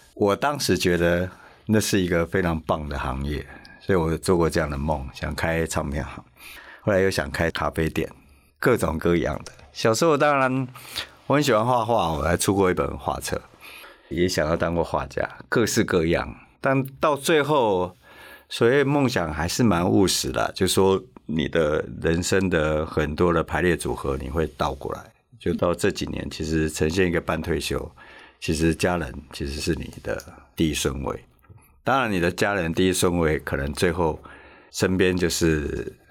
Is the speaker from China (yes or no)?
no; Taiwan; 我们台湾人